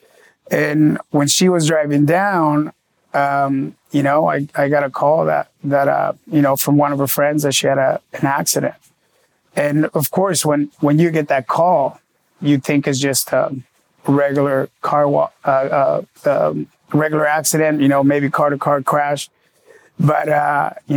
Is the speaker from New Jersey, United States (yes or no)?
no; San Diego, California, United States; moved away as an adult; also born or lived in Los Angeles; now in Miami, United States